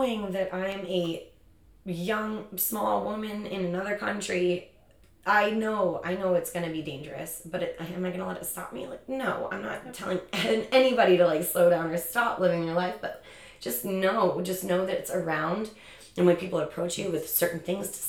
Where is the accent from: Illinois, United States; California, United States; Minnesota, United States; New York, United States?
Illinois, United States; Chicago; now in San Diego, United States; I'm born and raised in Chicago